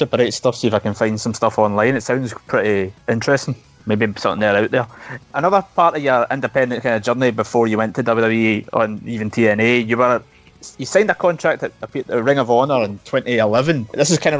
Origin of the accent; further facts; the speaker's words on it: United Kingdom; here in Suplex Retweet, being British